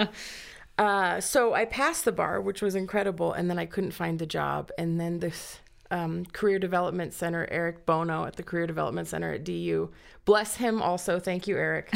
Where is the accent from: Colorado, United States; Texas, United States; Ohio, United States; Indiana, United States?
Colorado, United States; Cañon City; also born or lived in Miami, Florida; I grew up in Canyon City, graduated from Canyon City High School.